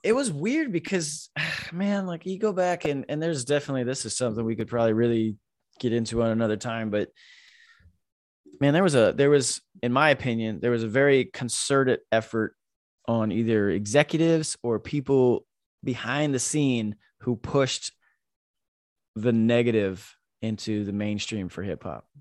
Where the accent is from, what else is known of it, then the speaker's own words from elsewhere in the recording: Florida, United States; moved away as an adult; also born or lived in New York; now in Sacramento, United States; we grew up in Point Siena, Florida